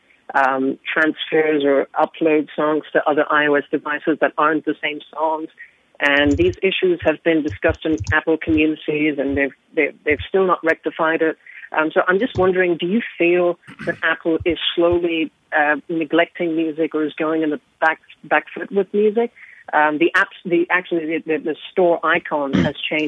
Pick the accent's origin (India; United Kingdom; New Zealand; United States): New Zealand; I'm from New Zealand